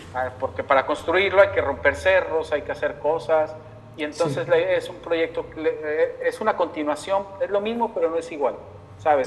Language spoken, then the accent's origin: Spanish; Mexico; en mi país